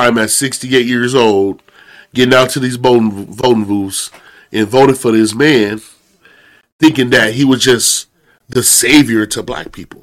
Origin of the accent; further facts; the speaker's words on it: Holland, Michigan, United States; I've been growing up in Holland, Michigan